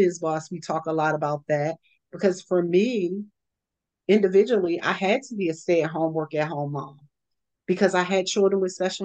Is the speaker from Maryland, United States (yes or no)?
yes; Baltimore, Maryland, United States; moved away; I'm originally from Baltimore years ago.